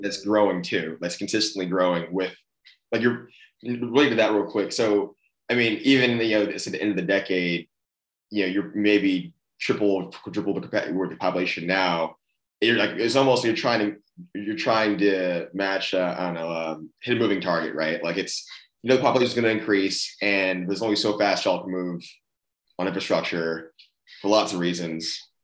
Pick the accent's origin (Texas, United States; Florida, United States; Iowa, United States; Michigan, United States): Texas, United States; Austin; I grew up in Austin